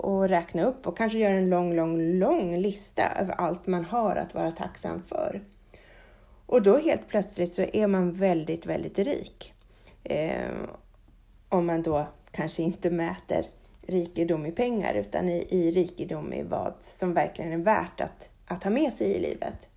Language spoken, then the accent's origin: Swedish; Sweden; här hemma i Sverige